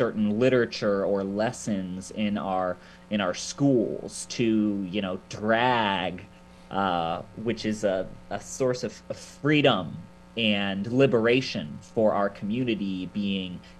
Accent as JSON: {"language": "English", "town": "Akron", "region": "Ohio", "country": "United States", "tie": "born or raised there", "moved": "as an adult", "said": "this is my hometown, right? This is where I was born and raised"}